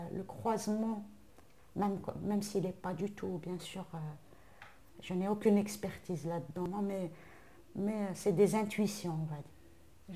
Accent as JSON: {"language": "French", "country": "Algeria", "said": "en tant qu'Algérienne"}